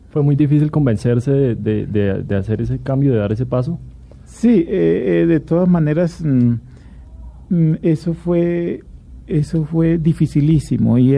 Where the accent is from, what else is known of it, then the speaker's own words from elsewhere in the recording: Antioquia, Colombia; Pues eh, yo eh, me crié en varias partes, pero soy de Antioquia y de mi mamá es antioqueña